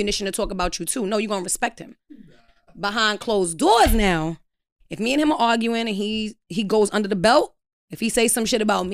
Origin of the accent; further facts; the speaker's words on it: New York City, New York, United States; We're all from Brooklyn